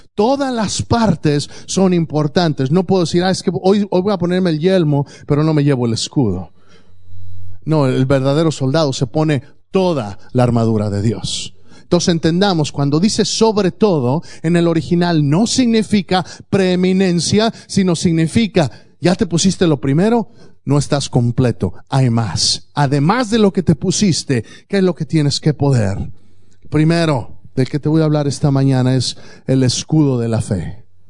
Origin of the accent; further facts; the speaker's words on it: Mexico; moved away; cuando yo crecí allá en México